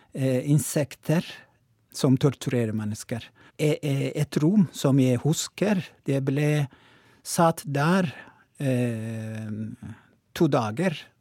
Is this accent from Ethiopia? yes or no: yes; Oromo, Oromia, Ethiopia; Norwegian is a second language; moved away as an adult; now in Tromsø, Norway; opprinnelig er jeg fra Etiopia, og Romo